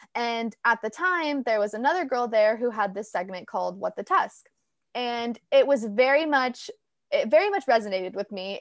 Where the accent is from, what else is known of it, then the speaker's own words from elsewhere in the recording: Orange County, California, United States; I'm actually born and raised in Orange County.